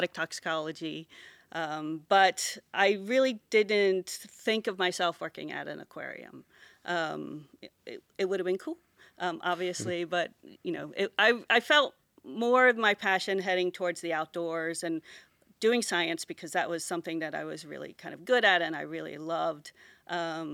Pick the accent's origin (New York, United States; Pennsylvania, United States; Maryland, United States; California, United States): Maryland, United States; Pasadena; also born or lived in Baltimore, Maryland / Dallas, Texas / Virginia; I was actually born in Baltimore City, just right down the street there. But I grew up in Pasadena, Maryland, which is probably 7 miles behind you on the river.